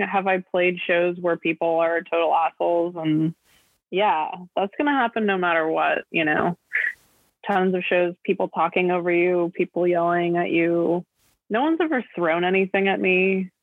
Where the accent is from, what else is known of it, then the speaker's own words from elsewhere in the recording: Los Angeles, California, United States; I'm from Los Angeles